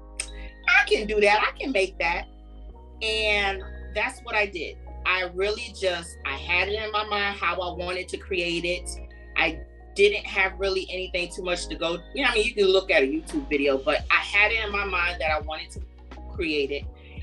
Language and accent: English; New York, United States; I grew up in New York